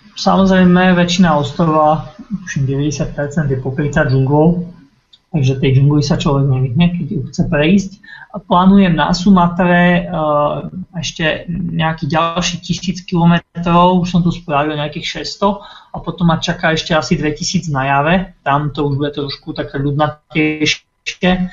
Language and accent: Slovak; Bratislava, Bratislava Region, Slovakia; moved away as an adult; u nás v Bratislave